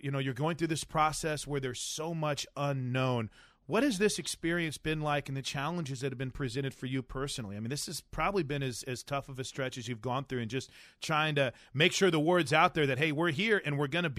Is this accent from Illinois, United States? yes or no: yes; Illinois, United States; now in Oklahoma, United States; I'm from Illinois